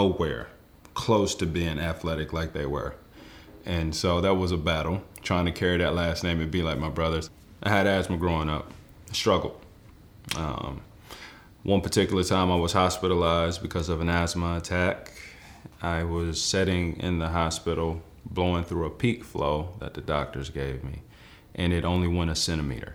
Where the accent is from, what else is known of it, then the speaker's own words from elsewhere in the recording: Forest, Virginia, United States; I grew up in Forest, Virginia